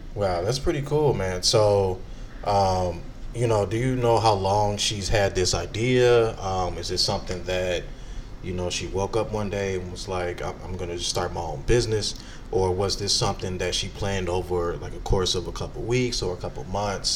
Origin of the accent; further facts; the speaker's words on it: Chicago, Illinois, United States; moved away; I'm a Chicagoan